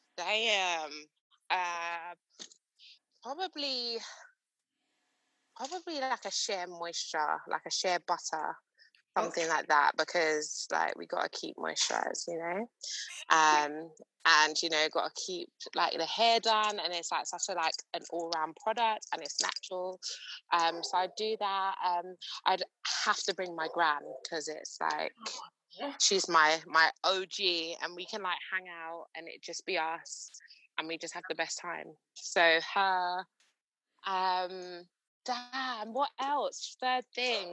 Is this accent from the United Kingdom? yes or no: yes; London, United Kingdom; also born or lived in Romford, Essex; I've pretty much lived here since my earliest memories. So I'm from Stoke Newington, Hackney, very proud to be a Londoner